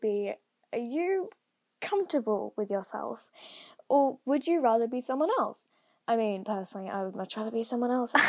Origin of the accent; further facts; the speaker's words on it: Queensland, Australia; I'm thirteen years old, and I'm from the Arrival State of Queensland